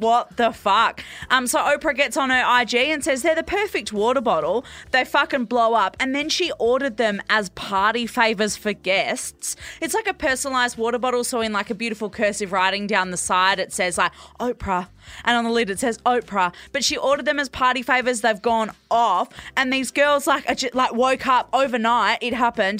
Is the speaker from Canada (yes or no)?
no; Perth, Western Australia, Australia; born or raised there